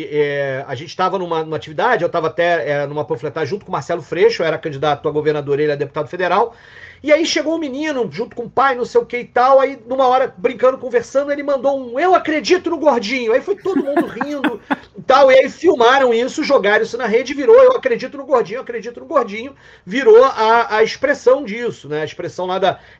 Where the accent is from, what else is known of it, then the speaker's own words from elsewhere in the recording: Petrópolis, Rio de Janeiro, Brazil; É, eu sou petropolitano, eu nasci em Petrópolis, nasci na Serra.